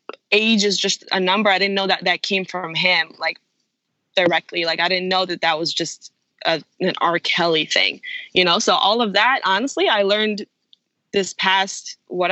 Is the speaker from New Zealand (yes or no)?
no; Israel; growing up in Israel